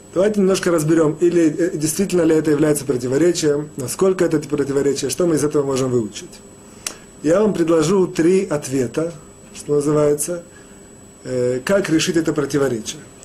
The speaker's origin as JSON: {"language": "Russian", "country": "Russia", "moved": "yes", "said": "мы, евреи, выходцы из России"}